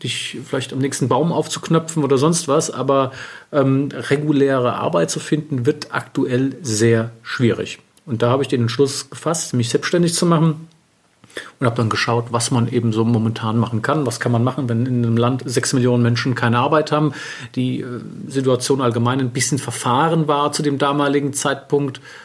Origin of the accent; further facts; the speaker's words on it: Wiesbaden, Hesse, Germany; also born or lived in Paris, France; Aufgewachsen bin ich in Wiesbaden, bin auch dort zur Schule gegangen